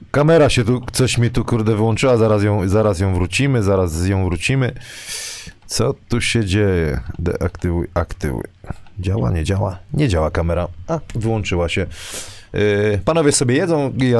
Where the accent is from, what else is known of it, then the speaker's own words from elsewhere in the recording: Wrocław, Lower Silesian Voivodeship, Poland; ja jestem, wiesz, tutaj z Wrocławia